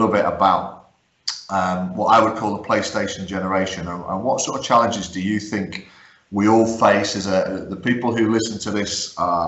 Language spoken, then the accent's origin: English; Guernsey; also born or lived in County Durham; I was born in County Durham, although I grew up in Guernsey